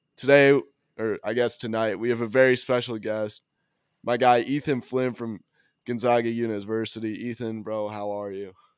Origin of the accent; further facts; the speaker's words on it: Park City, Utah, United States; I'm from Park City, like, another small ski town